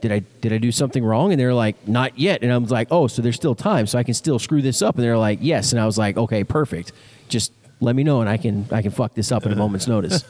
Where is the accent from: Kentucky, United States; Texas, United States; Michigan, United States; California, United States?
Texas, United States; Never driven across my home state ever.